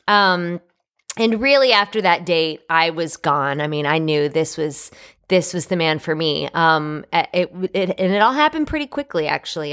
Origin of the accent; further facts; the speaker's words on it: New York, United States; moved away; I was born and raised in New York